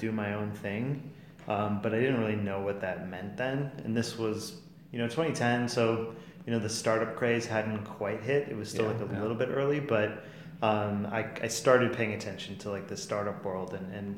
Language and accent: English; Shorewood, Wisconsin, United States; I grew up in Milwaukee. Actually, specifically Shorewood with Ben